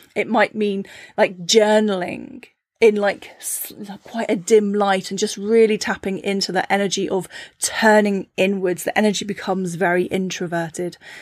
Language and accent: English; Cornwall, South West England, United Kingdom; I grew up in Cornwall, a very small fishing village